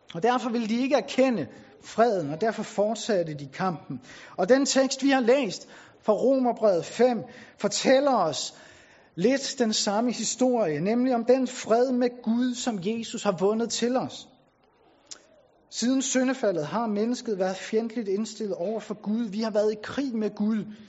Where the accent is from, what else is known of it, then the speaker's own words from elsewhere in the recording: Bornholm, Capital Region of Denmark, Denmark; now in Tarm, Denmark; jeg er oprindelig fra Bornholm